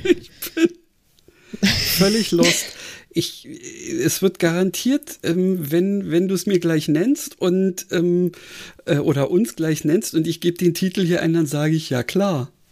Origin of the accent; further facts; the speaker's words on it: Berlin, Germany; ich bin ja Berliner